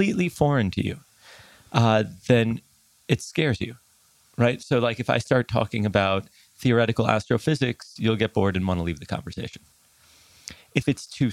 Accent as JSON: {"language": "English", "town": "New York City", "region": "New York", "country": "United States", "also_born_or_lived": "Tel Aviv, Israel (summers)"}